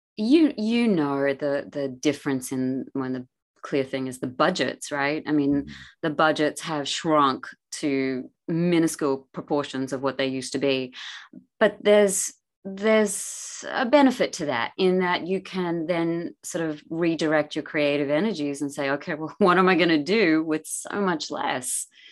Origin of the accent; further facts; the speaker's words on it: Australia; moved away; I lived in the country back growing up in Australia